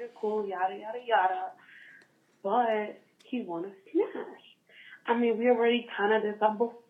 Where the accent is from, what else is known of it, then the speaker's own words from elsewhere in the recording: Philadelphia, Pennsylvania, United States; I'm a Philadelphia girl.